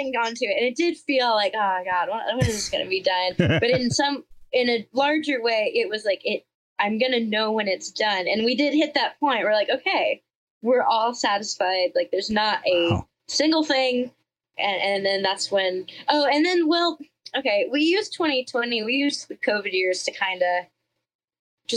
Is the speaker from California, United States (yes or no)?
no; Georgia, United States; I'm from Georgia